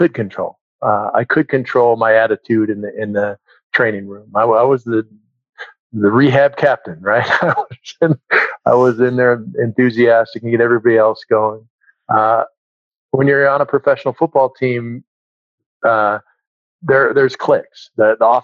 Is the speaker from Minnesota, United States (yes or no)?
yes; Minnesota, United States; moved away as an adult; I grew up in Minnesota